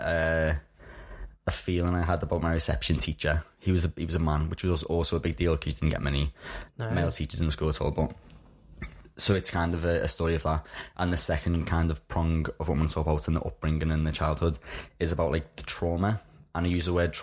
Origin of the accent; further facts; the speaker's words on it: Liverpool, North West England, United Kingdom; I was brought up in Liverpool, in case anyone hadn't clicked on the accent just yet.